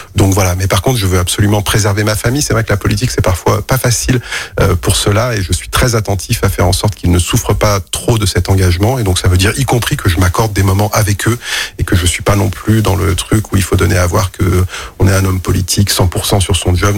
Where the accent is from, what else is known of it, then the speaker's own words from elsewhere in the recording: Lyon, Auvergne-Rhône-Alpes, France; also born or lived in Villeurbanne; je suis né à la Croix-Rousse